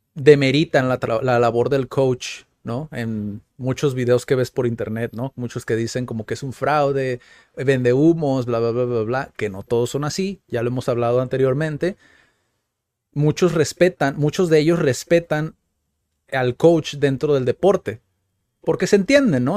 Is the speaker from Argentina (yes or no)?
no; Mexico; como mexicanos